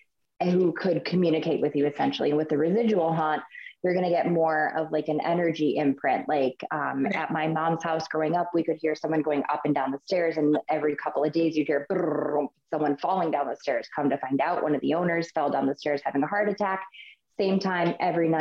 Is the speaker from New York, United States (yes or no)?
yes; Buffalo, New York, United States; now in Chesapeake, United States; I grew up in Buffalo, which is not far from Pennsylvania border